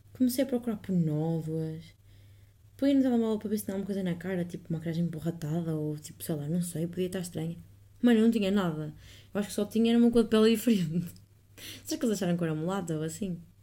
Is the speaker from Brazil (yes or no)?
no; Northern Portugal, Portugal; moved away as an adult; now in Netherlands; E eu sou do norte